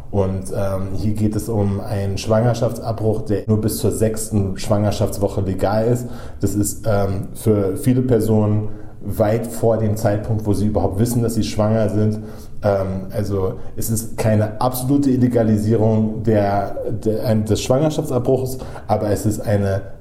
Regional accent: Texas, United States; Während Max seit zwei Jahrzehnten an der Ostküste lebt, bin ich in Texas aufgewachsen und berichte momentan aus dem Südwesten der USA.

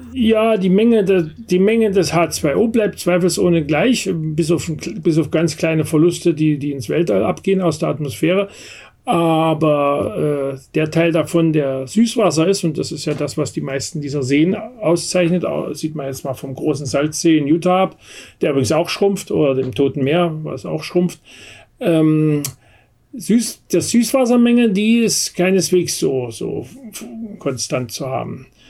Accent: Germany; also born or lived in Berlin area; bei uns in Deutschland

